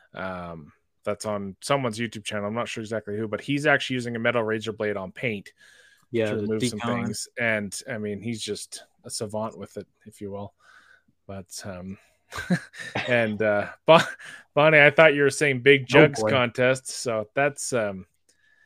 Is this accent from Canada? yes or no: yes; Canada; accent: Canadian; that Canadian accent